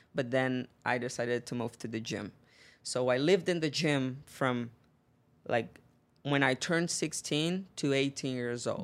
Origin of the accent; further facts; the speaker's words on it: Northeast Brazil, Brazil; English is a second language; moved away as an adult; now in United States; I grew up in Brazil, in the northeast of Brazil, in a small town